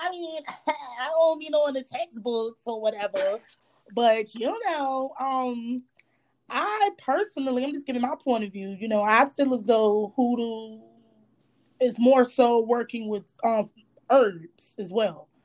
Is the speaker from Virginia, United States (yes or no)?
yes; Virginia, United States; moved away; also born or lived in Charlotte / Philadelphia / the Carolinas; I just lived in Charlotte. I was raised in Virginia, stayed in Philadelphia, different places here and there. So, but I'm from the South